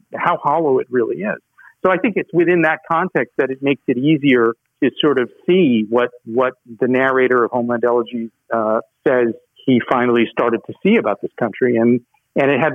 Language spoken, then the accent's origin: English; United States; we as Americans